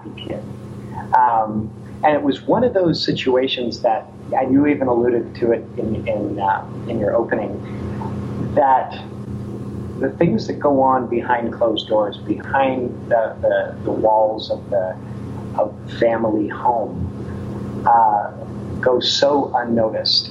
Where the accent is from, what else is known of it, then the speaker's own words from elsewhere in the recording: Ontario, Canada; now in United States; I'm from Ontario, Canada, born and raised. I came to the United States. I've been here now 22 years.